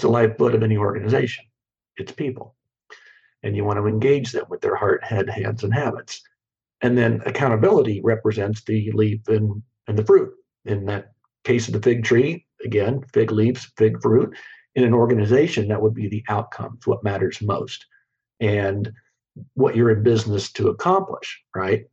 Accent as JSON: {"language": "English", "region": "Kansas", "country": "United States", "tie": "born or raised there", "said": "I grew up in Kansas, and, and mm-hmm. we're a very agrarian state"}